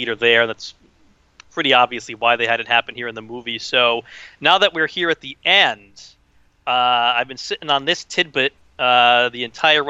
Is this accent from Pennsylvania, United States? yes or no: no; New York City suburbs, United States; now in New York City, United States; I grew up in the New York City suburbs. I've been living in the city itself for about 15 years or so